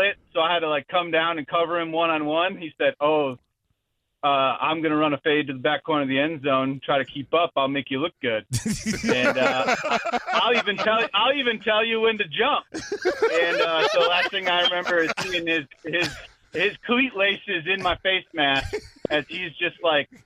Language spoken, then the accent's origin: English; Michigan, United States; now in New York, United States; I'm originally from Michigan.